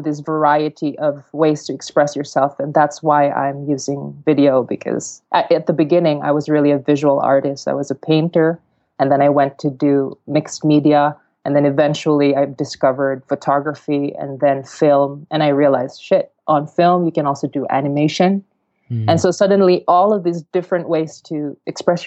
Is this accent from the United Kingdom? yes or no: no; Mindanao, Philippines; I come from the south of the Philippines, so in this island called Mindanao. And where I'm from, I come from humble origins.